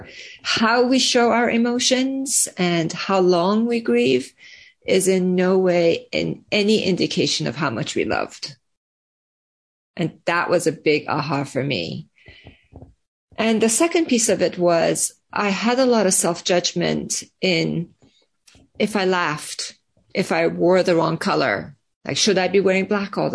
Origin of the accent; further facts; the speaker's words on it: Iran; now in United States; I was born and raised in Iran and then moved to the US